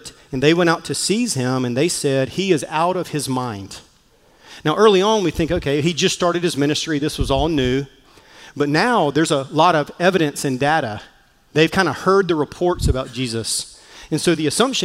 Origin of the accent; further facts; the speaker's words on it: Mullins, South Carolina, United States; accent: Southern; moved away; I grew up in the small town of Mullins, South Carolina